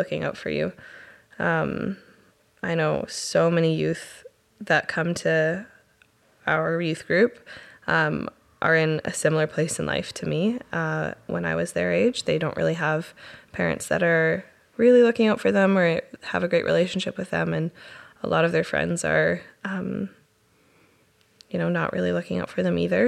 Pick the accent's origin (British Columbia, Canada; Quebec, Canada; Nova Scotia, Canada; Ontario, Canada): British Columbia, Canada; Chilliwack; born or raised there; also born or lived in Powell River, British Columbia / Theodosia, British Columbia